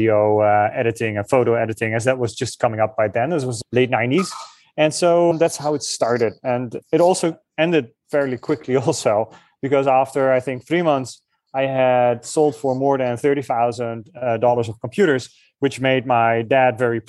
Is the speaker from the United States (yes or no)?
no; Netherlands; moved away; I'm from the Netherlands